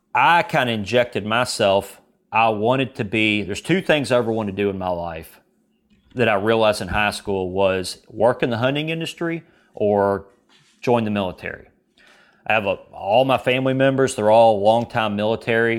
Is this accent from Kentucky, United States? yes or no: yes; Kentucky, United States; I'm from Kentucky